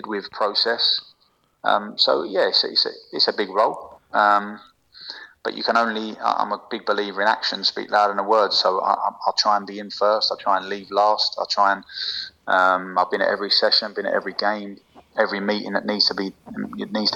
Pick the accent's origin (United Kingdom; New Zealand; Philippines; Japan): United Kingdom; England; moved away as an adult; now in France; I'm very naive as English people